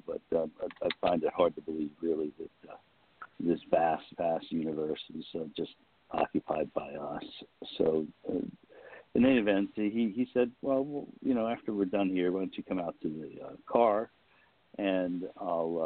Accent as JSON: {"language": "English", "area": "Westchester County", "region": "New York", "country": "United States", "tie": "born or raised there", "said": "I was born and raised in New York, in Westchester County, just outside of the city, and grew up there"}